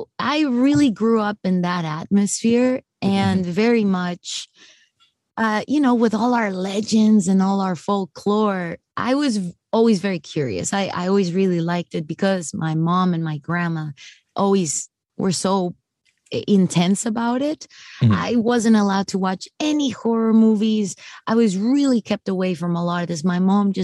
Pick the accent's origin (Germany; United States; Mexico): Mexico; I'm from Mexico. So I'm as Mexican as it gets